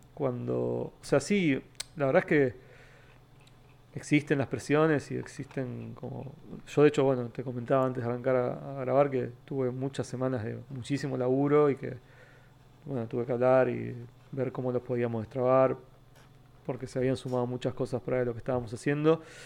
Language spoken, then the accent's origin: Spanish; Temperley, Buenos Aires Province, Argentina; also born or lived in Almagro, Buenos Aires / San Vicente; now in Buenos Aires, Argentina; yo nací en Capital, nací en el barrio Balvanera y me crié toda la vida en Temperley